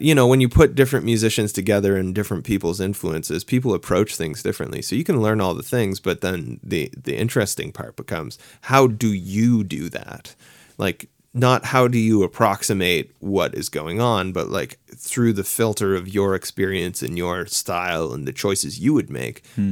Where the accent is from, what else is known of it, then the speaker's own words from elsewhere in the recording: Halifax, Nova Scotia, Canada; moved away as an adult; now in Toronto, Canada; I'm from Halifax. I lived there for a really long time. I moved. I live in Toronto now